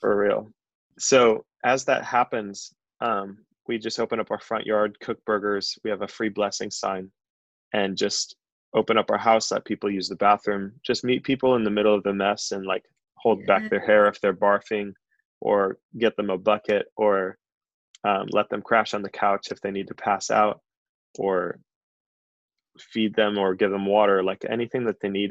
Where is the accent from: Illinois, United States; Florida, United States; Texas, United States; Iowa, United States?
Illinois, United States; Chicago; moved away as an adult; also born or lived in Santa Barbara, California; now in Isla Vista, United States; I'm originally from Chicago, but um, I moved out here five years ago for a job at a software company